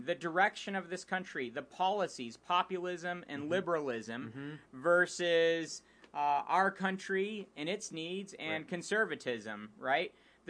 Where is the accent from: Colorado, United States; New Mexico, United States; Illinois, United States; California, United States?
Colorado, United States; Colorado is my home state.